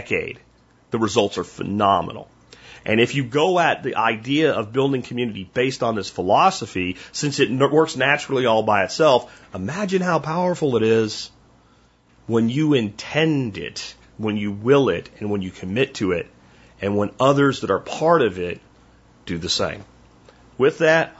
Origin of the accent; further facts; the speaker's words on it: Pennsylvania, United States; This is how I grew up in Pennsylvania